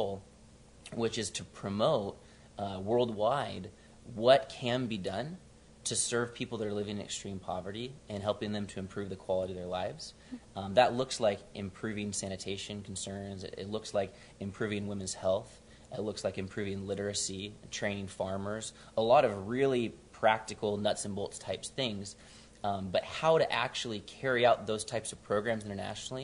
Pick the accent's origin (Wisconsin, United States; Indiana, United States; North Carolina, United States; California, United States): California, United States; San Diego; I'm from San Diego originally, and grew up in North County